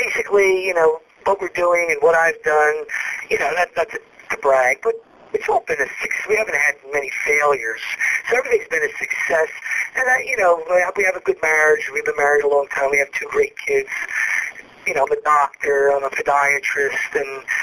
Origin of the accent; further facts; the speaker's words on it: Philadelphia, Pennsylvania, United States; I'm from Philadelphia